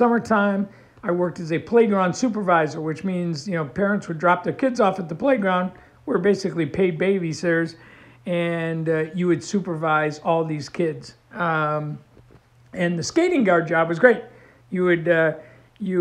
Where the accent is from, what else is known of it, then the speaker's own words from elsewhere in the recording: New York, United States; moved away as an adult; also born or lived in Tulsa, Oklahoma; a kid growing up in New York State